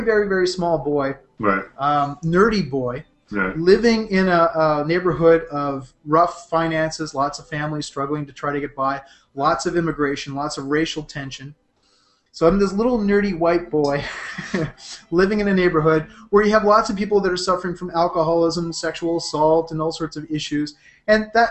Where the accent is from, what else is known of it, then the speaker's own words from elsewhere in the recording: Toronto, Ontario, Canada; Here in Toronto, in the Jane and Finch area, which is where I was born and grew up